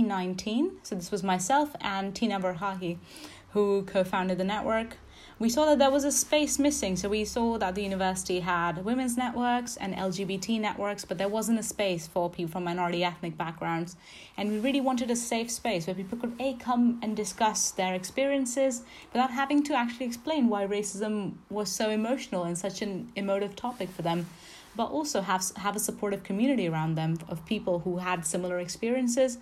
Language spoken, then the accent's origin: English; India; moved away as an adult; now in Exeter, United Kingdom; So I came from India. I came as an international student.